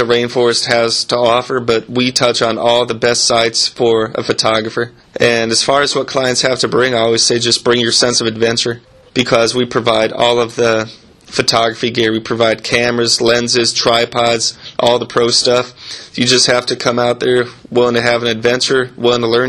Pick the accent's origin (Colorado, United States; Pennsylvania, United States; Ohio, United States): Colorado, United States; Pueblo; moved away as an adult; also born or lived in Costa Rica; now in Peru; I'm originally from Pueblo, Colorado, and I've been in Peru for about 6 years now